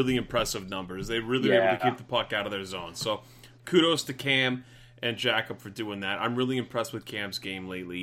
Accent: United States; I'm American

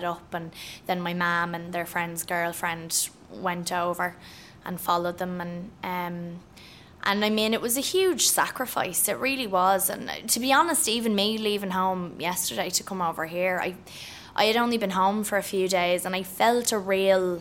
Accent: Ireland; also born or lived in The Bronx, New York, United States; I'm Irish

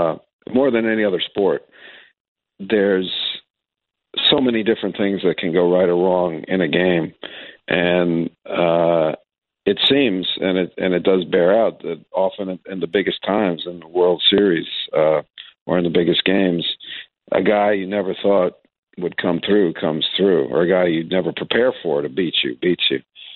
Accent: New York, United States; I grew up in New York in the late 60s, 70s, and was a fan of the crappy Yankee teams

